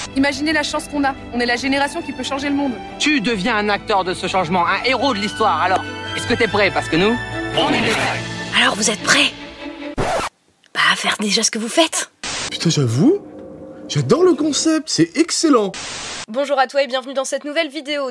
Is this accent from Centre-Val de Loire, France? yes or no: no; Meuse, Grand Est, France; la là d'où je viens, la Meuse